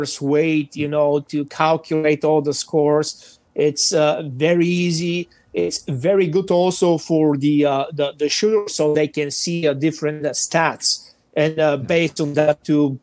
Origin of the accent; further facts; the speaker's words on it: Bulgaria; English is a second language; moved away as an adult; now in United States; as you can see and understand from my exotic accent, I'm not a natural American, so I'm Bulgarian. So I started serving in Bulgarian Army for several years